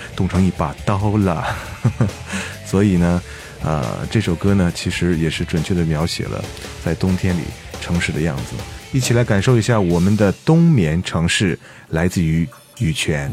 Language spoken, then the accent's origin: Chinese; China; 这是我们中国人自己的事情